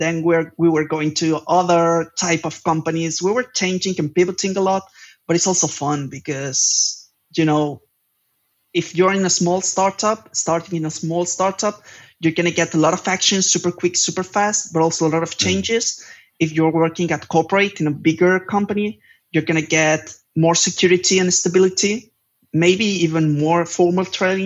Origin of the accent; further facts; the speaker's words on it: Palma, Balearic Islands, Spain; moved away as an adult; now in Barcelona, Spain; I just moved from my hometown, that is Palma de Mallorca, to Barcelona